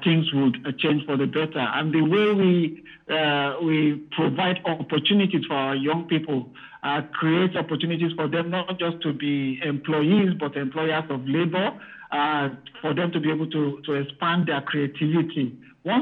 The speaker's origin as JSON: {"language": "English", "country": "Nigeria", "moved": "yes", "lives_now": "United Kingdom"}